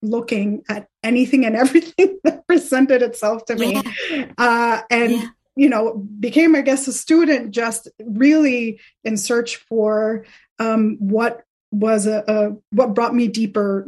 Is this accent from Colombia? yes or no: yes; Colombia; moved away; growing up in Colombia